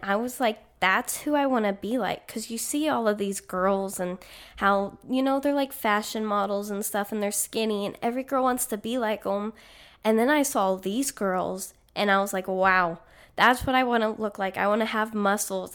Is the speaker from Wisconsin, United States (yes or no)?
no; Granbury, Texas, United States; moved away as an adult; I'm from Granbury. It's a smaller town outside of Fort Worth